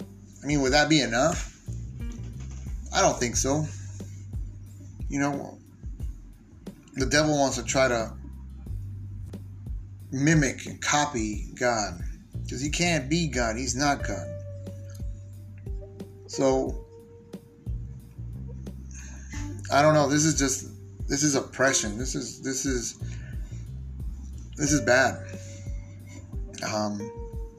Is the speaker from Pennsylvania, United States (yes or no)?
no; San Diego, California, United States; I was born and raised in San Diego